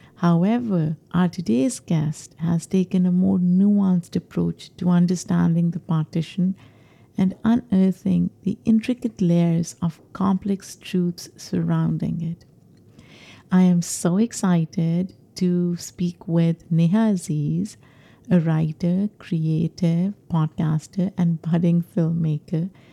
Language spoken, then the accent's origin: English; Pakistan; moved away as an adult; now in New York, United States; I grew up in Pakistan